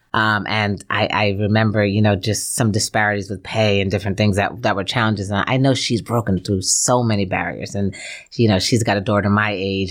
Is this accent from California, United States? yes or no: no; New Jersey, United States; moved away as an adult; also born or lived in Gainesville, Florida; even though I was raised in New Jersey, Gainesville really is my home.